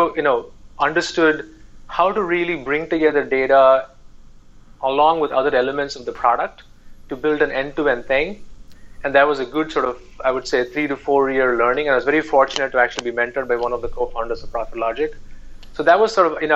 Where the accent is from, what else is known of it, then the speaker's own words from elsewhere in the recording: India; moved away as an adult; when I grew up in India